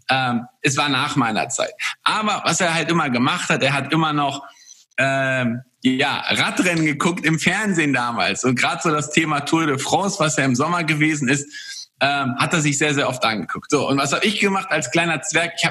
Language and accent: German; Poland; born there; ist auch in seinem Land, also ich komme gebürtig aus, aus Polen, ähm, ist mein, mein Vater damals polnischer Meister gewesen